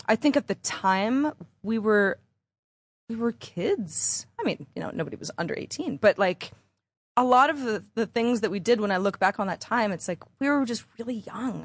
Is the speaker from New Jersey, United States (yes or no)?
no; Bay Area, California, United States; moved away as an adult; also born or lived in Los Angeles; I'm from the Bay Area